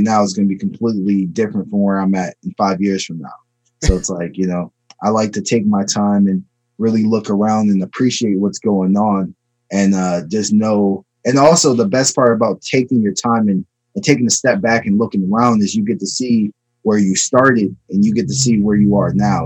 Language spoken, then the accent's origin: English; Maryland, United States; also born or lived in Chicago, Illinois; I was born in Chicago and I was raised in Maryland.